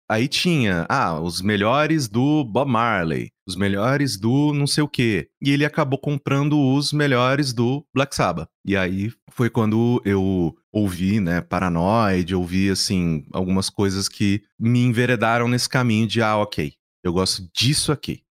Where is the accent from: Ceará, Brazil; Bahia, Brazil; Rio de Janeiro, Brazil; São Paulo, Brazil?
São Paulo, Brazil; Mococa; moved away; eu morava no interior, né, sou de Mococa